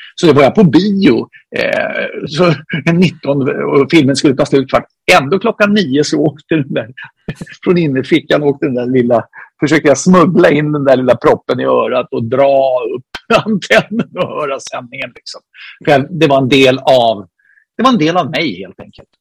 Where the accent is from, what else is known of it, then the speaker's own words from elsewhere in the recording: Solna, Stockholm County, Sweden; jag är från Solna, född i Solna, uppvuxen i Solna, bor kvar i Solna